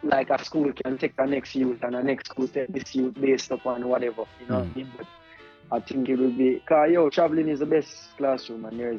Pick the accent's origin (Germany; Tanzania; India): Tanzania; also born or lived in Jamaica; But yeah, growing up in Africa was special because it gives you a very unique experience.